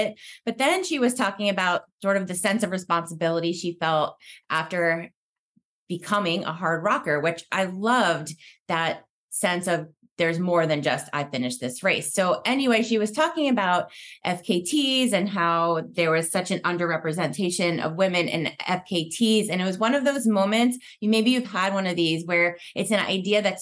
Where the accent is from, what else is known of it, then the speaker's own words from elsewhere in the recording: Pennsylvania, United States; moved away as an adult; now in West Coast, United States; I grew up in Pennsylvania and moved to the West Coast after college